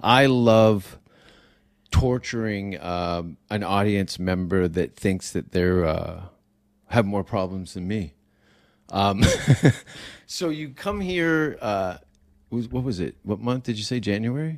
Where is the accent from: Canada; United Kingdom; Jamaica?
Canada; moved away as an adult; now in United States; I'm Canadian